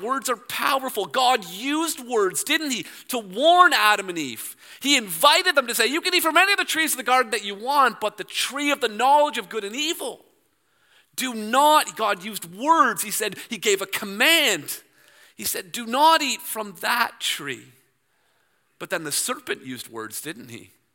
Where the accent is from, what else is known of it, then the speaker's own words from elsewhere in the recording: Toronto, Ontario, Canada; I'm from Toronto